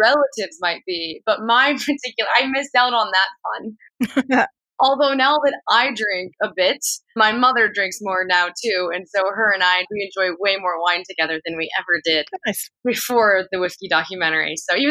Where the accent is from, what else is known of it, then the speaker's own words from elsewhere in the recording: Massachusetts, United States; I grew up in Massachusetts. So I grew up in an Irish Catholic Massachusetts family.